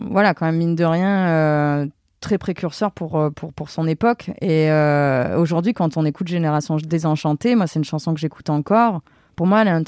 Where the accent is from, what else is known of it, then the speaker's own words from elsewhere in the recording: Avignon, Provence-Alpes-Côte d'Azur, France; moved away; Je suis complètement d'Avignon.